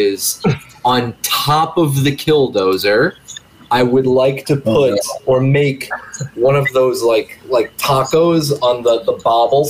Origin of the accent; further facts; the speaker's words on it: Midwest, United States; I'm from the Midwest